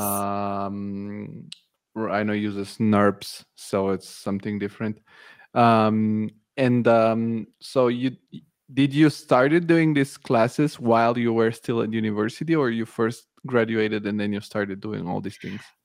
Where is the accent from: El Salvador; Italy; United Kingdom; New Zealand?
Italy; moved away as an adult; also born or lived in Bulgaria; now in Germany; I moved to Italy when I was a kid. I grew up in Italy, and now I'm in Germany